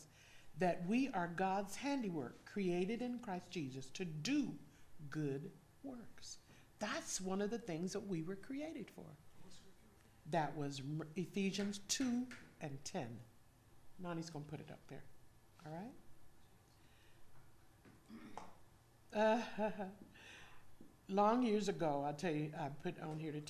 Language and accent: English; California, United States; moved away as an adult; now in Georgia, United States; we grew up in California